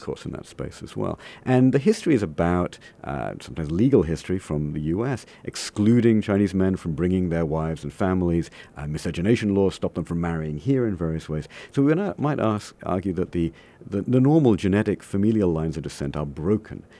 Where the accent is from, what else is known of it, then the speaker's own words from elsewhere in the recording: Coventry, West Midlands, United Kingdom; moved away as an adult; now in United States; my hometown in England is a place called Coventry